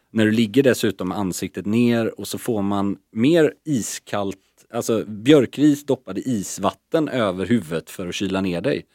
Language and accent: Swedish; Sweden; also born or lived in Stockholm; som svensk icke-bastare